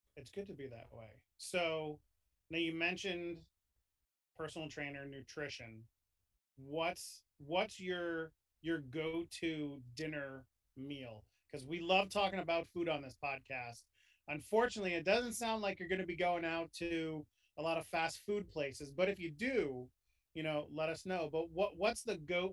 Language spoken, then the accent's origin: English; New York, United States; I grew up in New York.